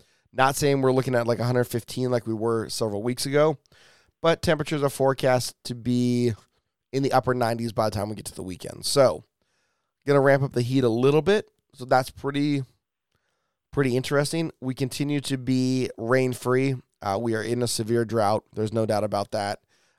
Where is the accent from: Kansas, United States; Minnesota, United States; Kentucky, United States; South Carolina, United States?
Kansas, United States; Salina; I'm from Salina, Kansas.